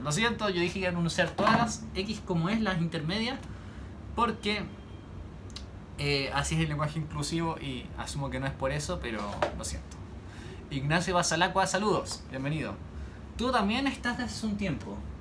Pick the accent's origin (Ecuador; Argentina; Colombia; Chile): Chile; yo soy chileno, como las subalpillas, como la empanada